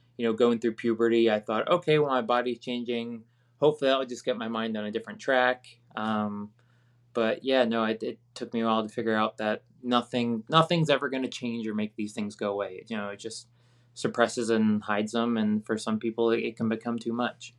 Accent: Virginia, United States; where I grew up in Virginia

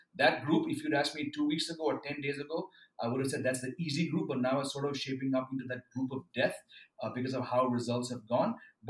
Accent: Mumbai, Maharashtra, India; moved away as an adult; also born or lived in Bangalore; now in Delhi, India; I grew up in Bombay.

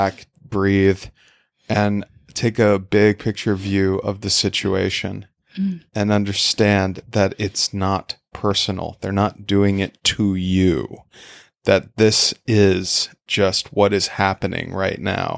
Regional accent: Idaho, United States; moved away as an adult; also born or lived in Iowa / South Korea; growing up in Idaho

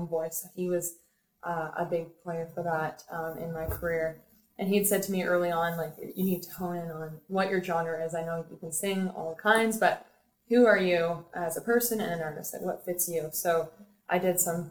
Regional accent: Peterborough, Ontario, Canada; moved away as an adult; now in Toronto, Canada; Peterborough, Ontario actually is my hometown. Born and raised.

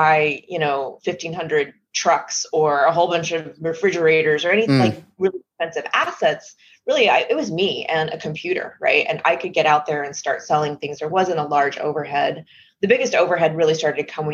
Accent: Texas, United States; moved away; I'm originally from Texas. And so I was living and working in Texas as a software engineer

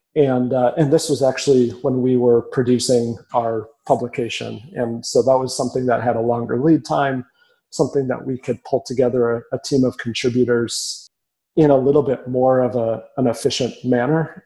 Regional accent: Minneapolis, Minnesota, United States; also born or lived in Lincoln, Nebraska / Chicago; now in Omaha, United States; I grew up in Minneapolis, a very prideful city in a very prideful state

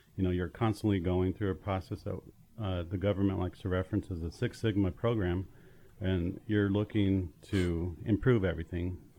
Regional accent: Tooele, Utah, United States; born and raised in Tooele, Utah, a small town west of Salt Lake City.

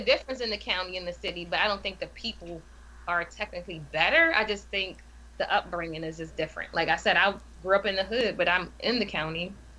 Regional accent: Baltimore, Maryland, United States; accent: Baltimore

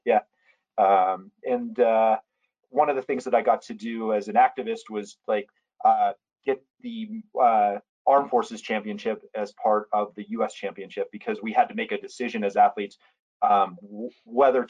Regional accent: Western Pennsylvania, United States; moved away as an adult; also born or lived in Lebanon, Pennsylvania / San Francisco / Eugene, Oregon; now in Tahoe, United States; I grew up in Western Pennsylvania

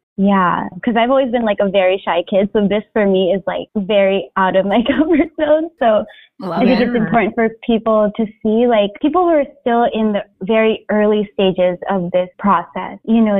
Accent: Philippines; I think as Filipino women, we're kind of used to being in the background

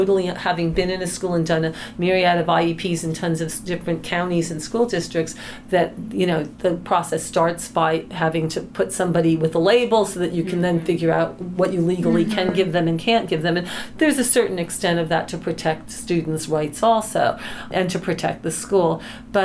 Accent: East Coast, United States; I'm from the East Coast

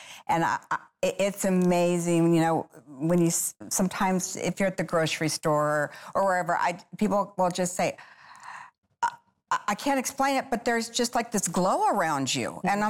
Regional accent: Phoenix, Arizona, United States; It's an honor to have you come all the way from my hometown, Phoenix, Arizona, the desert.

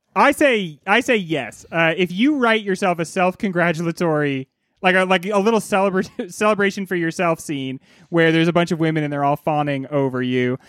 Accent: United States; I am notably American

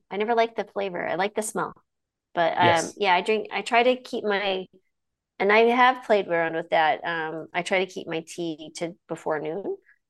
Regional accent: New Mexico, United States; I grew up in New Mexico, which is southwest over by the border of Texas, and there was an Air Force base near us

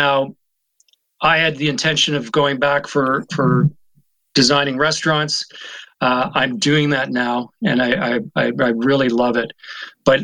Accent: Ottawa, Ontario, Canada; moved away as an adult; also born or lived in London, Ontario / Mississauga / Toronto; now in West Coast, Canada; I grew up in Ottawa

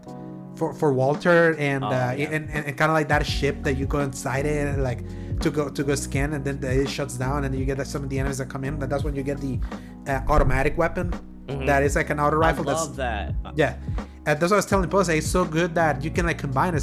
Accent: El Salvador; I am from El Salvador

